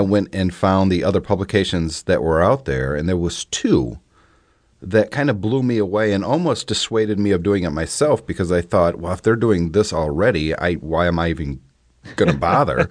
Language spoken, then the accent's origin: English; the Midwest Rust Belt, United States; When I was growing up, uh, I'm from the Midwest factory Rust Belt area.